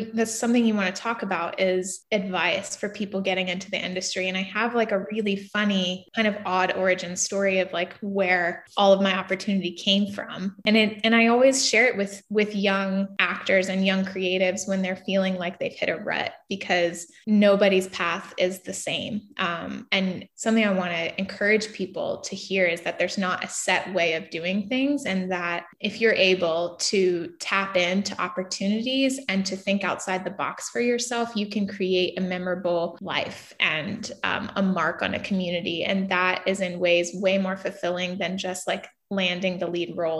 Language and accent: English; New Bern, North Carolina, United States; moved away as an adult; also born or lived in Los Angeles; now in Wilmington, United States; I grew up in Eastern North Carolina in a little small town called New Bern